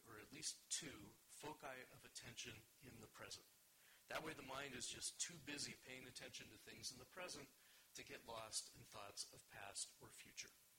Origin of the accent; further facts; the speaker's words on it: Los Angeles, California, United States; moved away as an adult; also born or lived in Israel; I grew up in California, in Los Angeles, but lived in Israel for 15 years